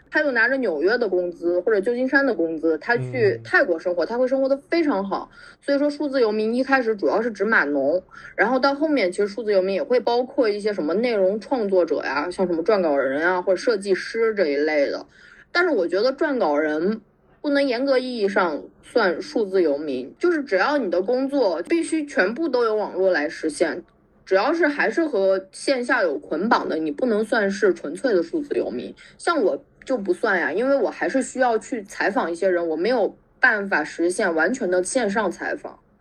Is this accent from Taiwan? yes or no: no; Xi'an, Shaanxi, China; moved away as an adult; also born or lived in Beijing; 我是应该是二零一，嗯，二零一五回西安的吧